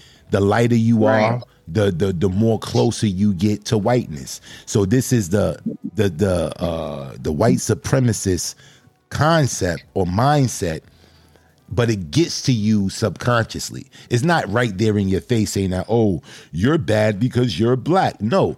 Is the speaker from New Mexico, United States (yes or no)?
no; Brooklyn, New York, United States; And you don't mess with me because I'm from Brooklyn?